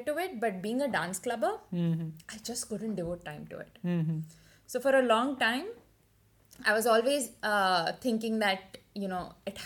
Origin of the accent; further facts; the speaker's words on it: Hyderabad, Telangana, India; moved away; also born or lived in Maharashtra / Pilani; I'm actually Maharashtrian. So, I speak Marathi at home. But I was born in Hyderabad. So, I speak Telugu as well.